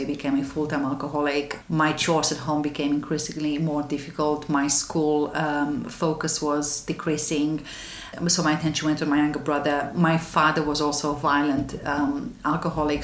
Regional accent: Romania; now in London, United Kingdom; I was born in Romania in a small town in the west side of the country

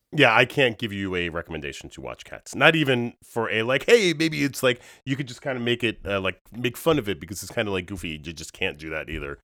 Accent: Long Island, New York, United States; moved away as an adult; Born and raised on Long Island

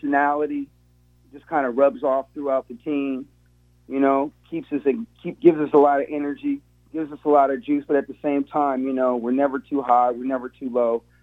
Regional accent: Seattle, Washington, United States; I grew up in Seattle, born and raised

